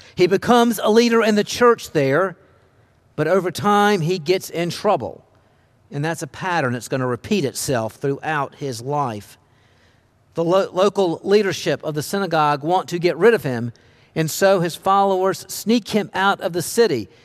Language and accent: English; Charlotte, North Carolina, United States; also born or lived in Alleghany County, North Carolina; I was born in Charlotte